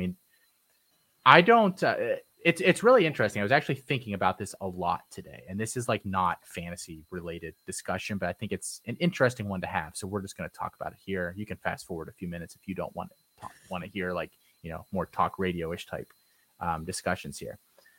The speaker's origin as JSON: {"language": "English", "region": "Central Pennsylvania", "country": "United States", "said": "we're from Central PA."}